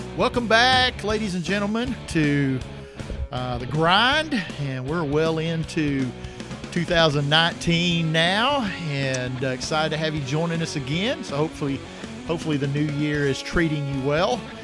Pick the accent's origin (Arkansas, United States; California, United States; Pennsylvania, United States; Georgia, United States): Arkansas, United States; North Little Rock; I grew up in North Little Rock, you know, in Rose City neighborhood